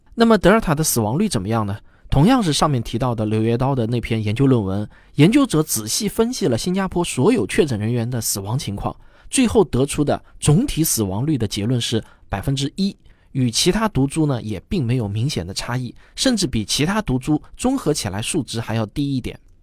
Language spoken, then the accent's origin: Chinese; China; 我们中国人显然还是更关心咱们国产疫苗的保护率